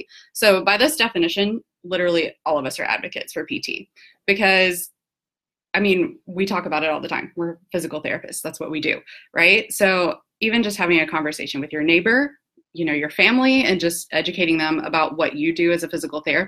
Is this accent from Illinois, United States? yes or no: no; Georgia, United States; I'm from Georgia